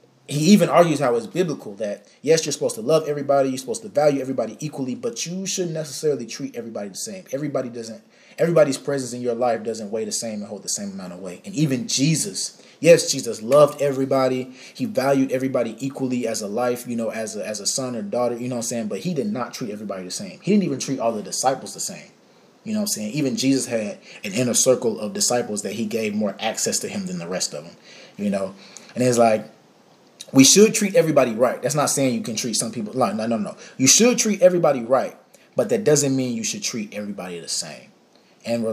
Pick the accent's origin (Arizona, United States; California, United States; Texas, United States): Texas, United States; Dallas; I'm from Dallas, Texas. I grew up you know, going to the Potter's House